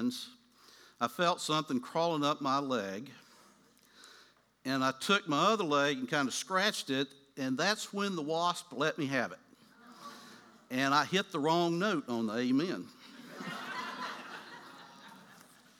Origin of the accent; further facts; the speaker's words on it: Chilhowie, Virginia, United States; moved away; my hometown, Chilhowie, Virginia